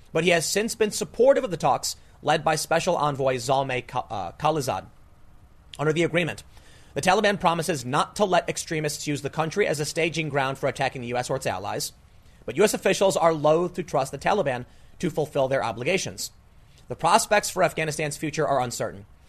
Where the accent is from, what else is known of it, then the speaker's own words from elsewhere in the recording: United States; as an American